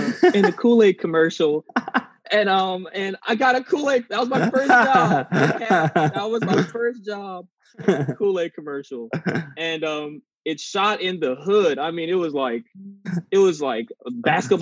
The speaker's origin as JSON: {"language": "English", "town": "Los Angeles", "region": "California", "country": "United States", "tie": "born or raised there", "also_born_or_lived": "Torrance, California", "said": "I was born in Torrance, California, but I went to school in South"}